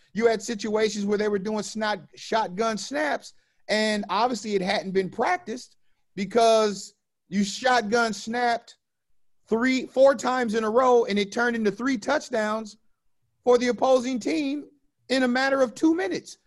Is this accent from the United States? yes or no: yes; Orange County, California, United States; I grew up in the ghetto of Orange County